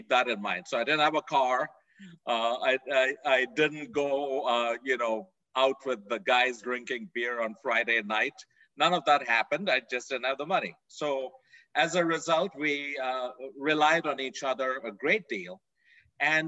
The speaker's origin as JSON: {"language": "English", "country": "India", "tie": "born or raised there", "also_born_or_lived": "Fort Worth, Texas", "moved": "as an adult", "lives_now": "United States", "said": "I grew up in India, a long way away from here"}